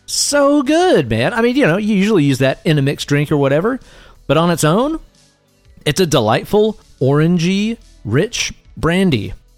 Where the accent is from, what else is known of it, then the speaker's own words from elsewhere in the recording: Tennessee, United States; we are both Tennessee boys